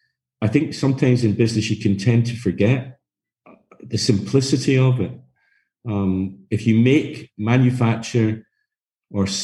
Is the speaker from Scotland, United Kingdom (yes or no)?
yes; Glasgow, Scotland, United Kingdom; I come from Scotland. My background is Glasgow, and actually brought up working in a family business